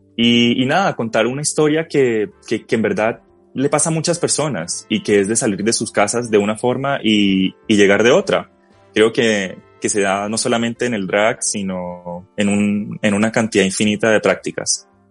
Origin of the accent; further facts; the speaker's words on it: Colombia; moved away as an adult; now in Chile; quería que me reconocieran como colombiano